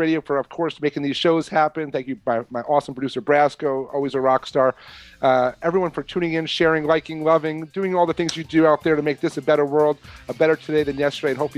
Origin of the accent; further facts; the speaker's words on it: New York, United States; moved away; also born or lived in Catskills; growing up in New York as a kid